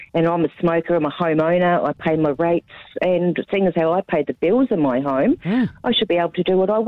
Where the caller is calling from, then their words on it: Gold Coast, Queensland, Australia; I'm calling from the Gold Coast.